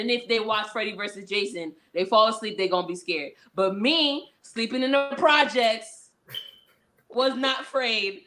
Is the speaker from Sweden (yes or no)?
no; New York City, New York, United States; I grew up in Brooklyn